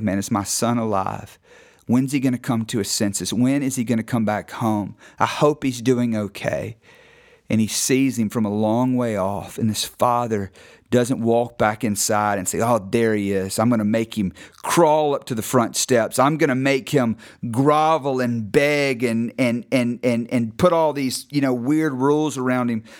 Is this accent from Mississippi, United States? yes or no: yes; North Mississippi, United States; I grew up in North Mississippi, you know, kind of agricultural farm town